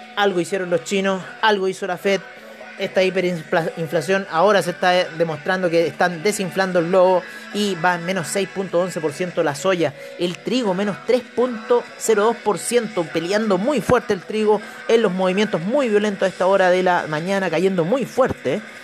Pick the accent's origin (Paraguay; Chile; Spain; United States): Chile; como chilenos